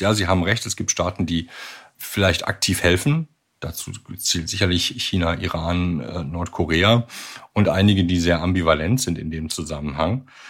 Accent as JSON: {"language": "German", "country": "Germany", "said": "bei uns in Deutschland"}